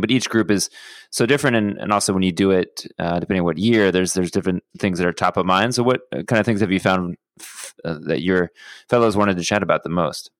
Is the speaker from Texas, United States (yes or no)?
yes; Houston, Texas, United States; I grew up in Houston